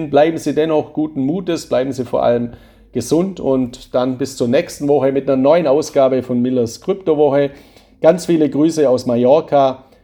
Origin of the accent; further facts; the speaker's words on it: Baden-Württemberg, Germany; Ich bin ja ein Schwabe. Bei uns in Schwaben gibt es einen alten Spruch